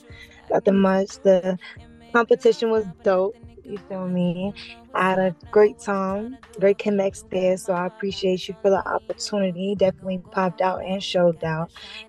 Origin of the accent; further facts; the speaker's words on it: New York City, New York, United States; accent: New York; I'm from Brooklyn, New York